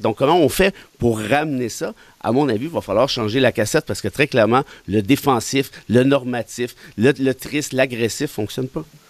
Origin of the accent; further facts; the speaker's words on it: Mont-Laurier, Quebec, Canada; moved away as an adult; j'ai été élevé en région à Mont-Laurier jusqu'à l'âge de 19 ans